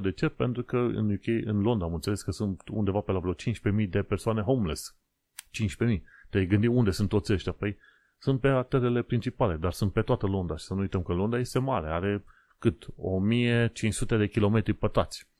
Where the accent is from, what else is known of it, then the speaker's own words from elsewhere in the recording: Romania; moved away as an adult; now in London, United Kingdom; am plecat din România și uite, am ajuns aici